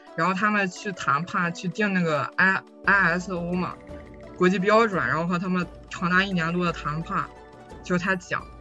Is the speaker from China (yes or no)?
yes; China; moved away as an adult; now in Germany; 我就是中国人